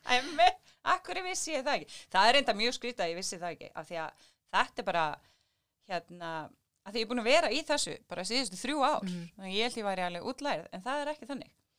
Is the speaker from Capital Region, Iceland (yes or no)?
no; Keflavík, Southern Peninsula, Iceland; við erum nú ættar úr Keflavíkinni